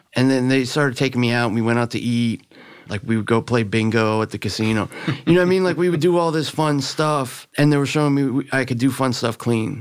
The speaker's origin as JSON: {"language": "English", "town": "Miami", "region": "Florida", "country": "United States", "tie": "born or raised there", "also_born_or_lived": "Virginia", "said": "I grew up in Miami. You know, I was born in Virginia, but we moved down to, to Miami when I was in second grade"}